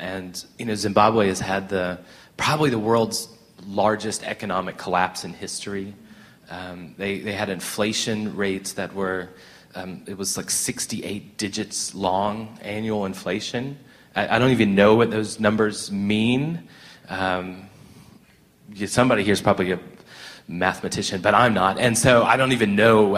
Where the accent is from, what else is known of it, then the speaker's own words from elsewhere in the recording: United States; moved away as an adult; now in South Africa; Traveling around as a white guy, as an American guy, in South Africa and in Southern Africa